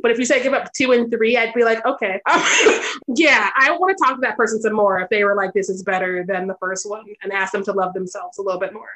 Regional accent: United States; I'm an American

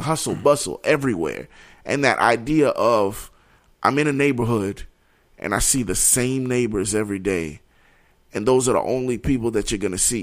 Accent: New York, United States; growing up in New York

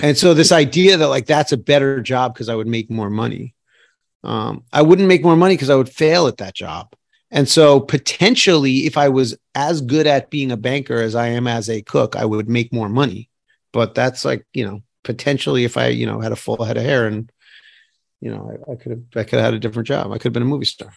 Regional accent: New York City, New York, United States; I grew up in New York City

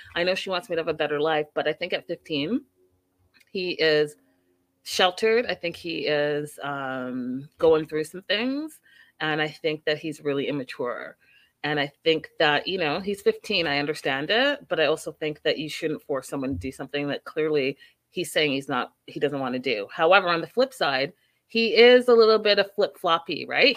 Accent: Canada; now in United States; even as a Canadian and coming to America

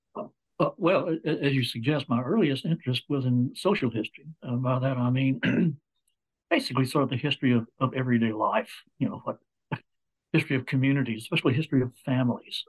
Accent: Dallas, Texas, United States; now in Fayetteville, United States; I grew up in Dallas, Texas, but my family was all from uh, old Mississippi, Kentucky, South Carolina, Georgia

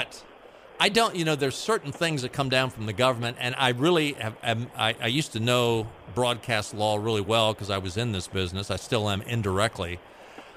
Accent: Baltimore, Maryland, United States; now in North Carolina, United States; I grew up in Baltimore

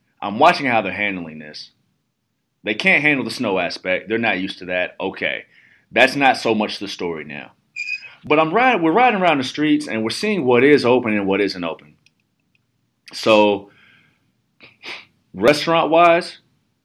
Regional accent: Midwest, United States; I'm from the Midwest

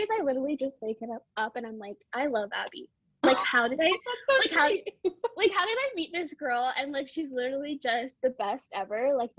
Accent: Canada; I'm 22 years old. I'm from Canada.

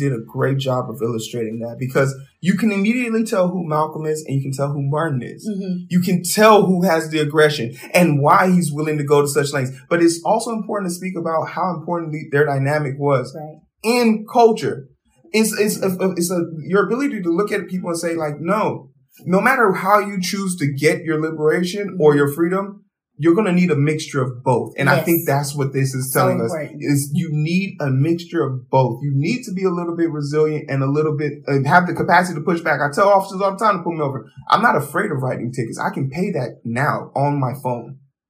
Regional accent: Nigeria; me being Nigerian was always something you knew about.

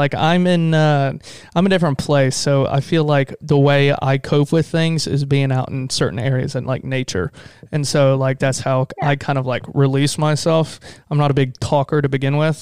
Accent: Florida, United States; we're Florida boys

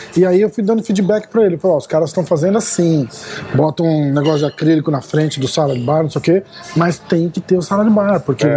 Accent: Brazil; moved away; also born or lived in Boston; A gente é brasileiro

